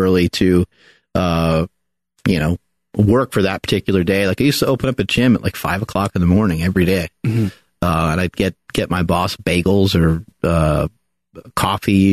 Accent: New York, United States; moved away; I am from New York and my parents didn't move out this way just yet

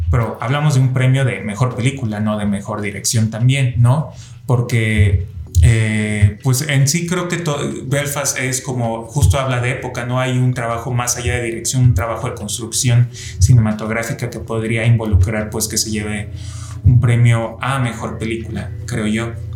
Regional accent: Mexico; aquí en México tenemos los Arieles

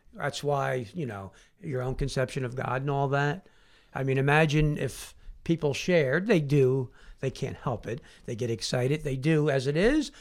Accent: Philadelphia, Pennsylvania, United States; in a playground in Southwest Philadelphia, born and raised

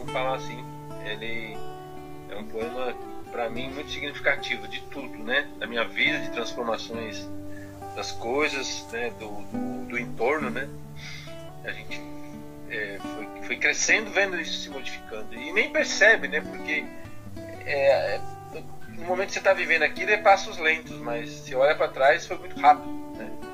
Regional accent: São Paulo, Brazil; A minha infância, eu vim aqui do Campo Limpo mesmo, sou morador do Campo Limpo, Campo Limpo, bairro Zona Sul de São Paulo

